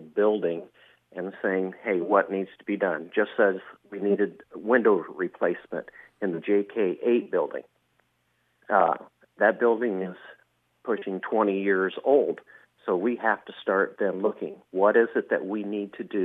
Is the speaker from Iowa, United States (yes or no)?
yes; Shenandoah, Iowa, United States; I was born and raised here in Shenandoah, graduated from Shenandoah